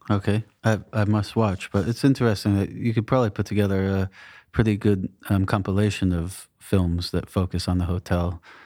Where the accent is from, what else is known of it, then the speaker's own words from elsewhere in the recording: New England, United States; moved away; I grew up in New England